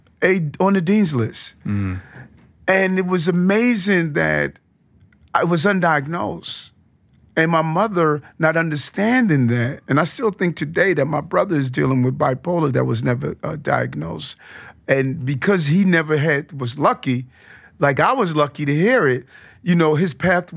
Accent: Queens, New York, United States; growing up in South Jamaica, Queens, you know, mom moving us there from Brownsville

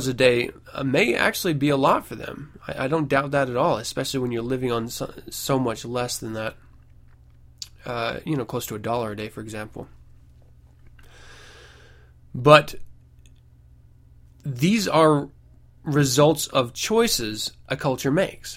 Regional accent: United States; I was brought up in the United States

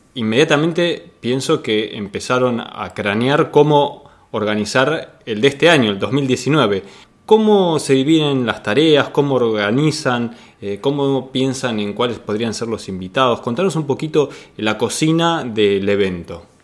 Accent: Argentina; aquí en nuestro país

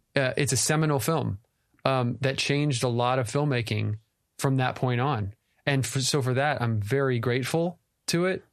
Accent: Texas, United States; moved away as an adult; All our family is in Texas. we're both from Texas

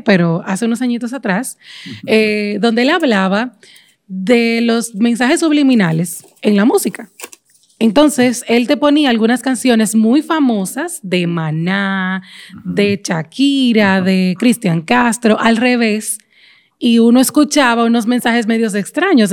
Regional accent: Dominican Republic; born or raised there

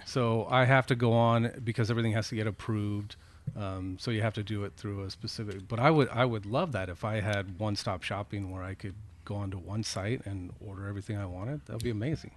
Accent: Petaluma, California, United States; I grew up here. I grew up here in Petaluma.

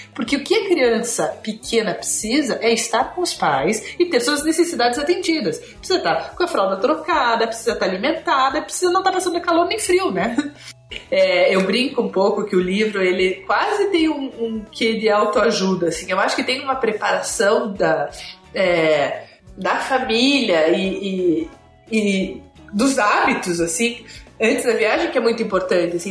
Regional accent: Curitiba, Paraná, Brazil; sou de Curitiba, nasci em Curitiba, moro em Curitiba

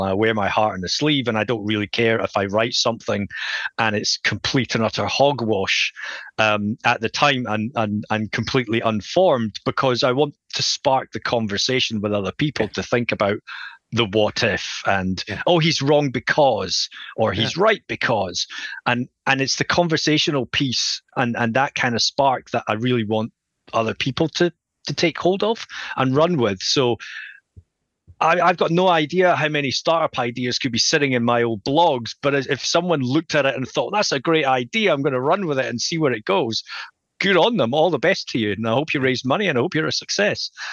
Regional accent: Scotland, United Kingdom; accent: Scottish; if you can tell from my accent, I'm from Scotland

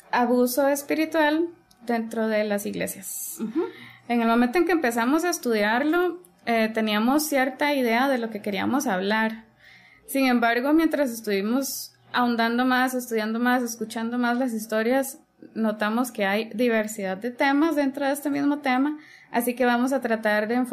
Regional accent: Costa Rica; Somos de Costa Rica. Costa Rica, así como yo dije, porque si usted dice Costa Rica, no es nuestro país.

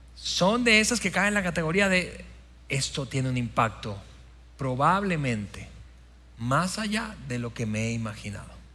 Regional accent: Venezuela; moved away; mi país Venezuela, de mi país natal

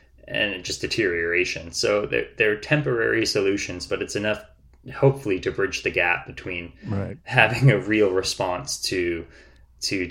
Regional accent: Newmarket, Ontario, Canada; moved away as an adult; also born or lived in Guelph, Canada; now in Vancouver Island, Canada; I'm from Newmarket

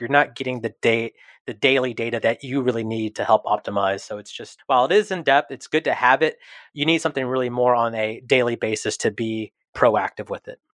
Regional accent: Houston, Texas, United States; I was born and raised here in Houston

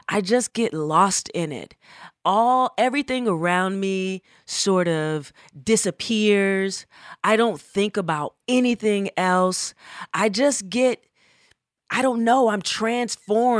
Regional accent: Atlanta, Georgia, United States; also born or lived in Berkeley, California; I am from Atlanta, Georgia

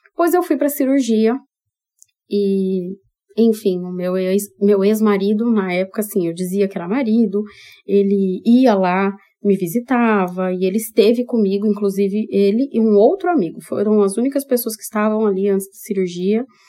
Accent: São Paulo, Brazil; now in Maringá, Brazil; Porque nem maringaense eu sou, eu sou paulistana

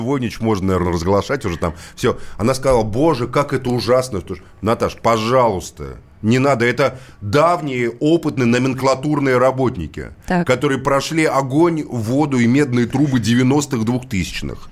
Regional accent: Moscow, Russia; Как коренной москвич

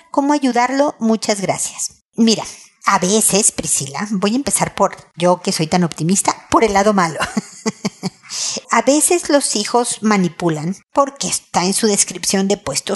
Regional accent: Mexico; moved away as an adult; also born or lived in United States; now in Chile; Ya no vivo en Estados Unidos, ahora vivo en Chile y soy mexicana

